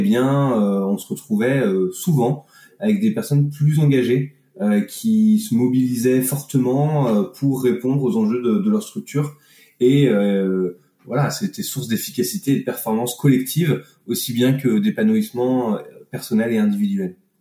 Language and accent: French; Annecy, Auvergne-Rhône-Alpes, France; moved away as an adult; also born or lived in Grenoble region; now in Grenoble, France; je suis originaire d'Annecy, des montagnes